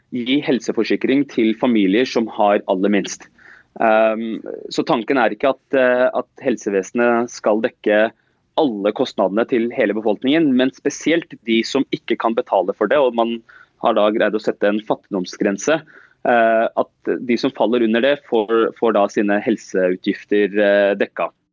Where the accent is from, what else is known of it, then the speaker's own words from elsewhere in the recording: Oslo, Norway; jeg er som sagt født og oppvokst eh, øst i Oslo, eh, på Stovner. Det er der jeg har bodd hele livet mitt, og jeg bor der fortsatt.